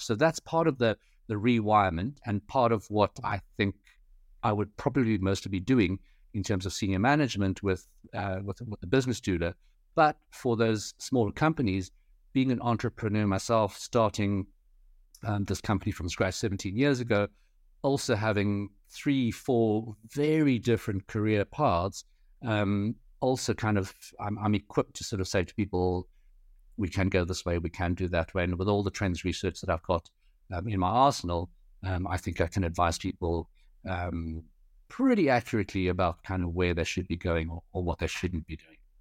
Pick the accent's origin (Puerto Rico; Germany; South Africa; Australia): South Africa; also born or lived in United Kingdom / Paris; I'm third generation Chinese South African. Um, so born and bred in South Africa